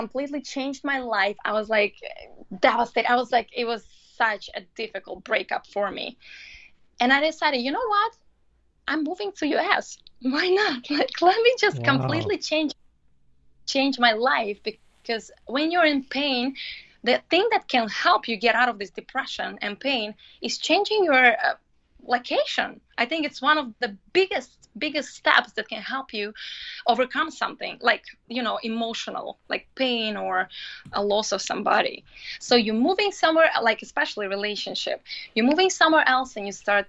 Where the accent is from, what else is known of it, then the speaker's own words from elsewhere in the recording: Latvia; moved away as an adult; also born or lived in London, United Kingdom; now in New York City, United States; I was raised and I was growing up in Latvia.